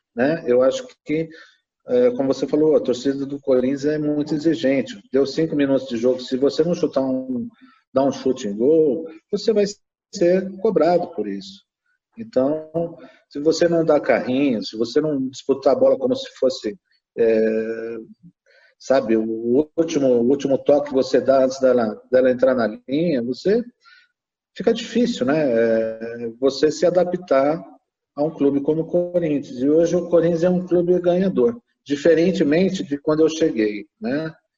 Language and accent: Portuguese; ABC Paulista, São Paulo, Brazil; eu sou do ABC